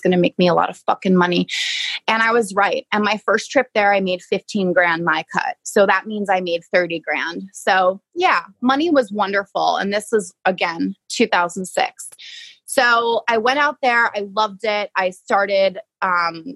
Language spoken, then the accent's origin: English; New York, United States; moved away as an adult; also born or lived in Long Island, New York; I'm from New York